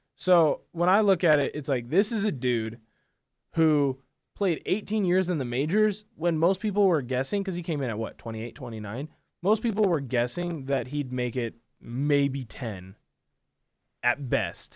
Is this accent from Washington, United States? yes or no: yes; Vancouver, Washington, United States; moved away; I'm a Vancouver boy, born and raised, uh, for you at home. That's Vancouver, Washington. I'm not Canadian